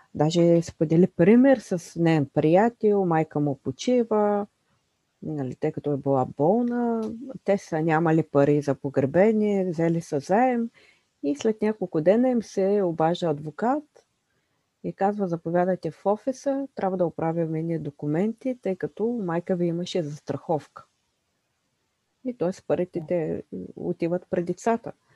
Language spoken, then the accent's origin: Bulgarian; Bulgaria; които ние притежаваме като българи